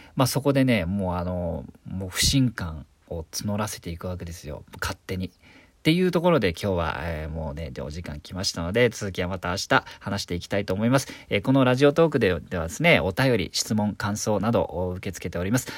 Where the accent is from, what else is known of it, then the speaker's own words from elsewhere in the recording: Nobeoka, Miyazaki, Japan; moved away as an adult; also born or lived in Tokyo; 僕は九州の宮崎県延岡市というとこで18歳まで生まれ育ったんですが、やっと大学進学を機に東京に出てきた